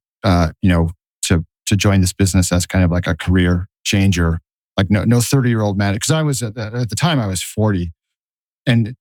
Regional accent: northern New Jersey, United States; moved away as an adult; also born or lived in Boston / Tokyo / London / New York; now in Brooklyn, United States; wound up within a few miles of where I grew up, which was in northern New Jersey.

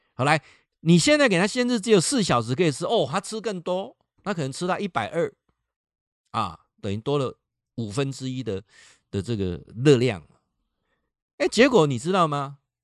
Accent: Taiwan; 这一点就大陆跟我们差异很大了

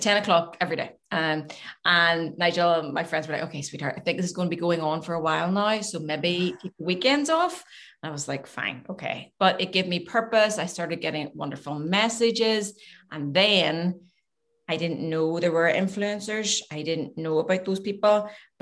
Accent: Glengormley, Northern Ireland, United Kingdom; also born or lived in Manhattan Beach, California; Glengormley, I'm from Glengormley originally, went to Glengormley High

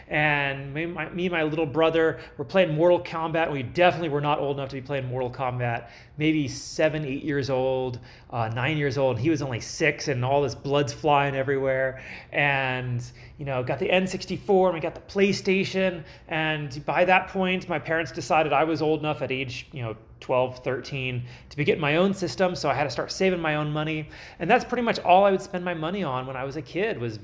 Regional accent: California, United States; moved away; I was from California.

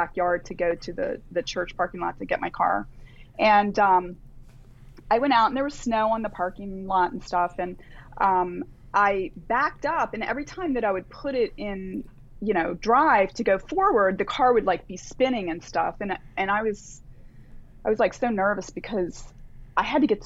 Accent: Delaware, United States; I grew up in Delaware in kind of a rural area

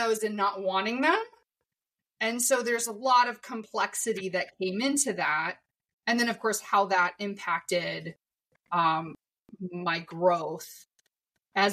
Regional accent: Iowa, United States; I was born in Iowa

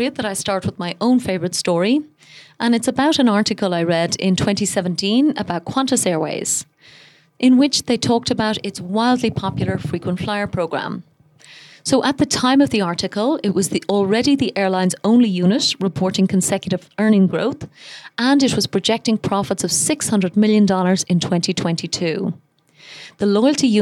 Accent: Ireland; now in Dubai, United Arab Emirates; I'm Irish, and I live most of the year in Dubai.

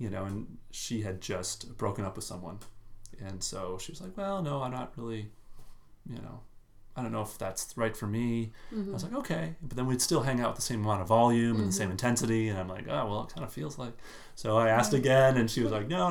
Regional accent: Minnesota, United States; I'm from Minnesota.

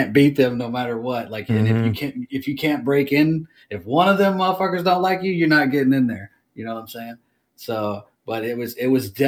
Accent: United States; I'm American.

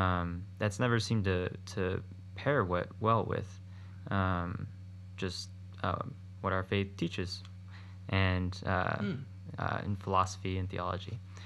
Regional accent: Phoenix, Arizona, United States; also born or lived in Virginia; I'm from Phoenix, Arizona. I went to high school here, and I went to college in Virginia. I've been a practicing Catholic for 7 years

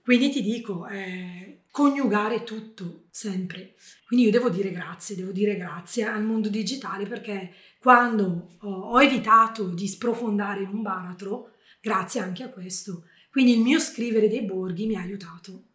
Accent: Bergamo, Lombardy, Italy; io da bergamasca ho insegnato a un abitante dell'Umbria

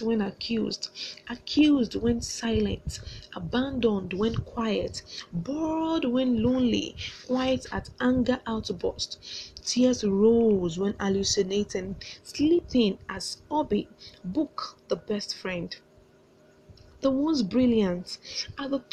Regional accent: Nigeria; I'm a contestant from Nigeria

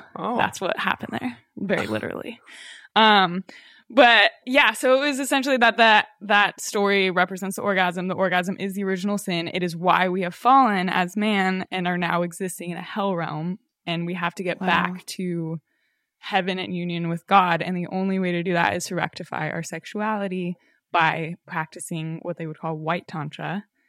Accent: Colorado, United States; now in Los Angeles, United States; Yeah, like I grew up in Colorado, so it was like, tried to be somewhat natural

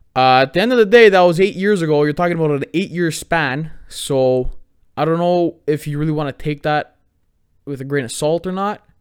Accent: Canada; I'm a Canadian

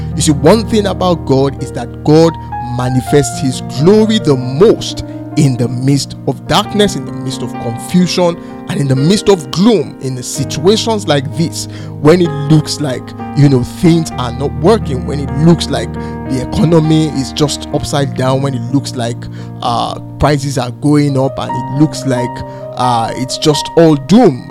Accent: Nigeria; I'm from Nigeria, I live in Nigeria, and I work from Nigeria

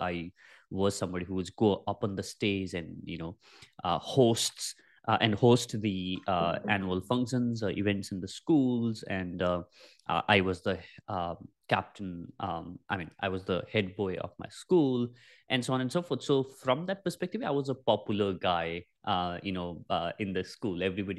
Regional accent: Nepal; English is a second language; so I was, born and brought up in Nepal, and in a very, very small village is where we originally come from.

